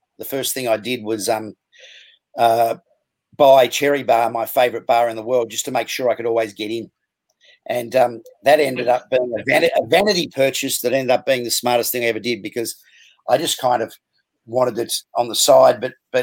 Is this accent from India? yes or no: no; Melbourne, Victoria, Australia; also born or lived in Sydney; I was born in Sydney, moved to Melbourne when I was very young, grew up in Cheltenham, went to Bowie North Primary and Bowie High School at first before moving across. My parents got separated, stayed with my dad, went to Wesley and Paran, growing up in Glen Waverley